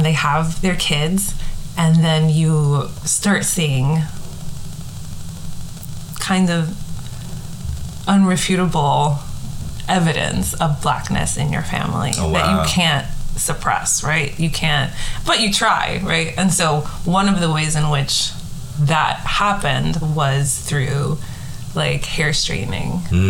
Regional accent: New York City, New York, United States; So I was born and raised in the Bronx in New York City, and my parents both grew up in the Dominican Republic.

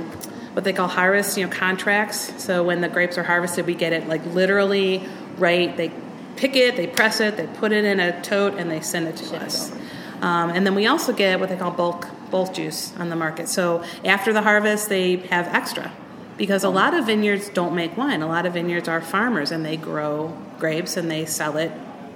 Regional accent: Euclid, Ohio, United States; moved away as an adult; And me, I grew up here in Euclid, and I joined the Navy to get out of Euclid. I was in the Navy for 20 years.

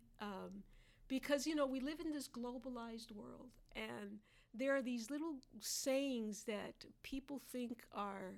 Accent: New York, United States; moved away as an adult; now in Kentucky, United States; I'm from New York

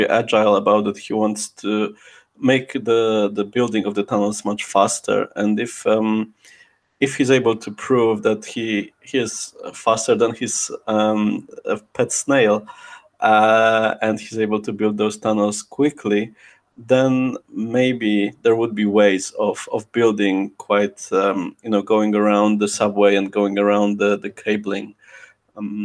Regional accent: Poland; also born or lived in Krakow; now in United Kingdom; my home country, Poland

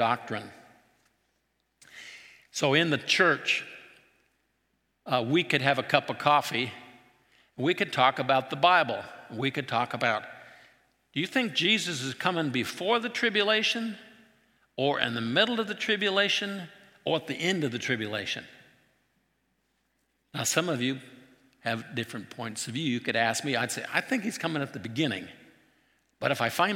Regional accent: Trout Lake, Washington, United States; where I grew up in Trout Lake wasn't that far from Antelope

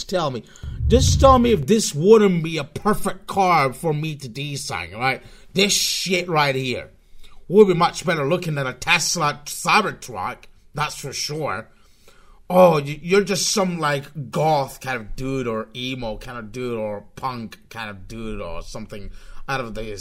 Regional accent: Spain; I'm from Spain, in case you're really uncomfortable with my kind of weird accent

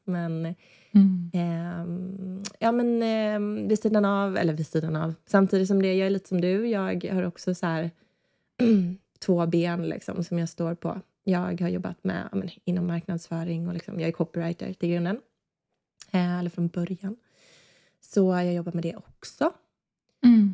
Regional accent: Småland, Sweden; also born or lived in Gothenburg, Sweden; now in Öland, Sweden; Vi är båda från Småland, jag och min man uppväxte där i olika s-, mindre orter

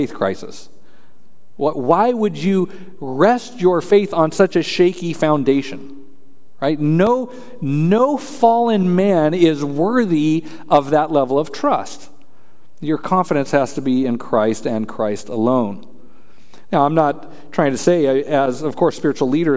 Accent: Colorado, United States; I'm from Colorado

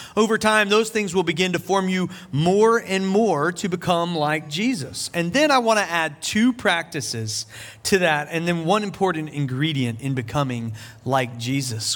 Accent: Charleston, South Carolina, United States; here in Charleston, my hometown

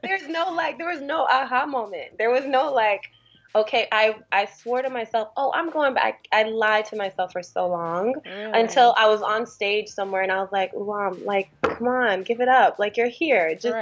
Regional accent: Eritrea; born there; moved away; Well, I'm East African. I'm from, I was born in Eritrea.

